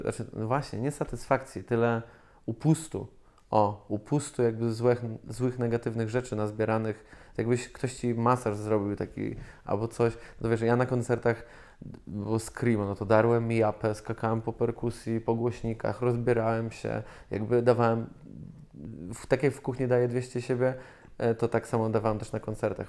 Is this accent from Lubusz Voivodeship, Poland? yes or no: yes; Zielona Góra, Lubusz Voivodeship, Poland; jestem zwykłym dzieciakiem z Zielonej Góry